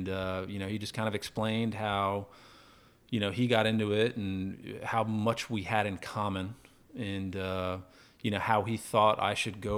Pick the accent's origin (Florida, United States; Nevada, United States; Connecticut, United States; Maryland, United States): Florida, United States; Orlando; I grew up tarpon fishing in Florida, grew up in Orlando.